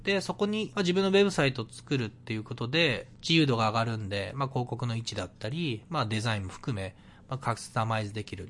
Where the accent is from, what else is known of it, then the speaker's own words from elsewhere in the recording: Miyagi, Japan; now in Vancouver, Canada; 僕は今、えっと、地元の宮城県離れて、もうバンクーバー住んでます